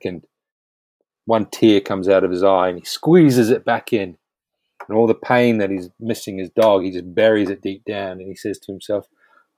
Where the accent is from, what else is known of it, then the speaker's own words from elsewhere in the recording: New Zealand; now in United Kingdom; I grew up, I grew up in New Zealand